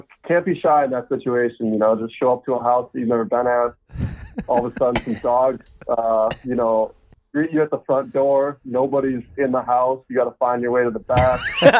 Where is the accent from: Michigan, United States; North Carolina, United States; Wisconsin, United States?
Wisconsin, United States; also born or lived in Oconomowoc, Wisconsin; now in Dubuque, United States; Winger, Wisconsin. So it's like 45 minutes northwest.